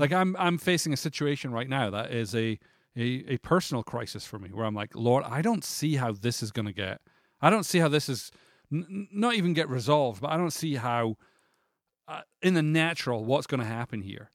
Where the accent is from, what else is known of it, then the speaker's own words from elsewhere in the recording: Scotland, United Kingdom; moved away; I'm Scottish